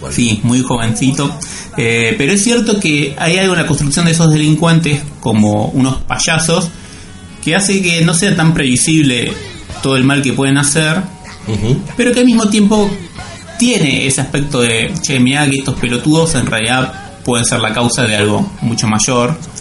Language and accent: Spanish; Buenos Aires, Argentina; nosotros como porteños, argentinos